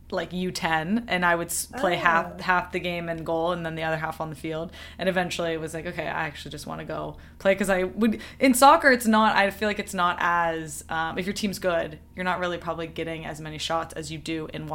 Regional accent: Georgia, United States; I grew up in Georgia, there was no water polo.

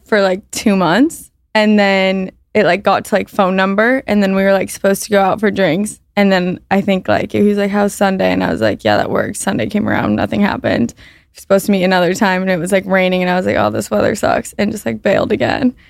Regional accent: Orange County, California, United States; moved away as an adult; also born or lived in San Francisco / Boulder; grew up in Orange County

